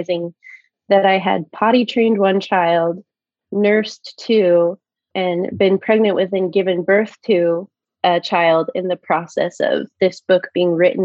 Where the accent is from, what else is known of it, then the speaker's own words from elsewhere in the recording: Fruitland, Idaho, United States; moved away as an adult; now in Washington, D.C. area, United States; I grew up in Fruitland, which is an orchard town, you know, right next to Emmett